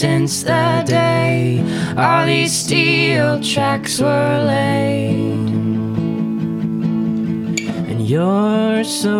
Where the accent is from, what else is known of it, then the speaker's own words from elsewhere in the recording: Helena, Montana, United States; now in Seattle, United States; I grew up in Helena, Montana, and I moved to Seattle in 2005.